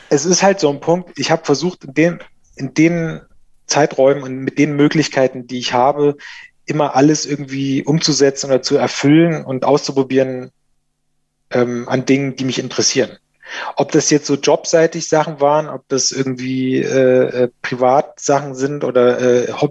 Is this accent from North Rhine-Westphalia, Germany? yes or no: no; Thuringia, Germany; ich bin auf dem Dorf groß geworden in Thüringen und ähm, da war jetzt nicht so viel los.